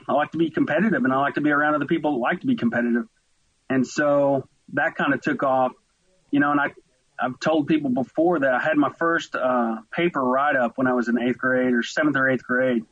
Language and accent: English; Westville, Oklahoma, United States; accent: twang; moved away as an adult; also born or lived in Tulsa, Oklahoma; now in Fort Worth, United States; I grew up in a small town, eastern Oklahoma, literally was 15 minutes from the Arkansas border. And the name of the town was Westville.